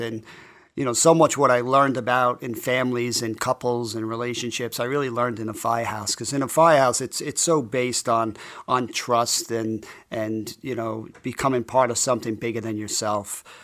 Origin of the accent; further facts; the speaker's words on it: New York City, New York, United States; I grew up in College Point, Queens, which is a pretty tough blue-collar neighborhood.